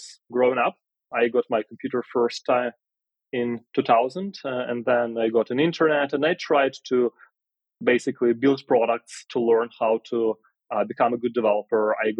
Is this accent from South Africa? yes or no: no; Ukraine; Oh, yeah, I was born in Ukraine in a small city.